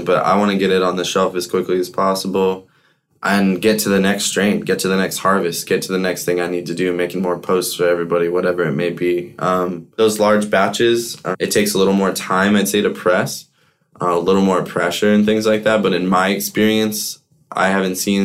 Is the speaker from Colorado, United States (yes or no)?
yes; Colorado, United States; growing up in Colorado in the hash scene, becoming a man and all that since I was so young